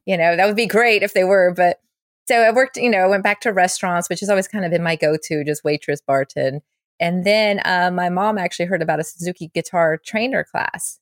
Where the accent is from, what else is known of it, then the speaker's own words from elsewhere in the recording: Charlotte, North Carolina, United States; moved away as an adult; now in Los Angeles, United States; my hometown, Charlotte